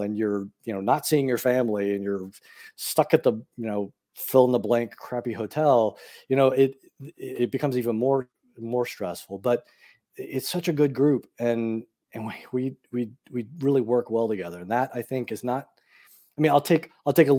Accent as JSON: {"language": "English", "town": "Austin", "region": "Texas", "country": "United States", "said": "Austin, where I'm from, Austin, Texas."}